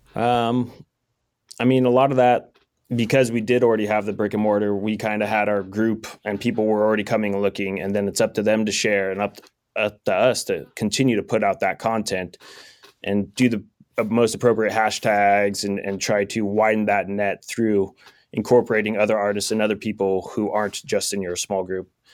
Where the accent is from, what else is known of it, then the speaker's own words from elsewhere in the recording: Sonora, California, United States; also born or lived in Long Beach; I grew up here in Sonora